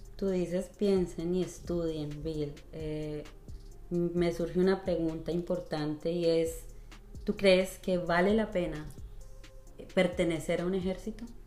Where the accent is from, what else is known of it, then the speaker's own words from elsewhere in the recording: Colombia; now in United States; en Colombia nosotros como colombianos